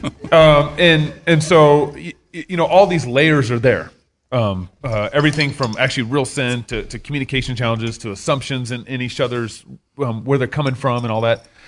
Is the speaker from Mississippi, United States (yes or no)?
no; Texas, United States; I'm from Texas